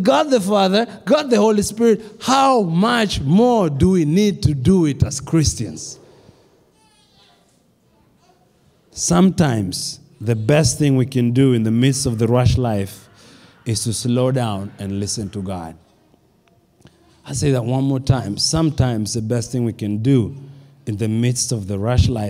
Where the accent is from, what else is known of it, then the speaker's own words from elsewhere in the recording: Kenya; now in United States; When I grew up in Kenya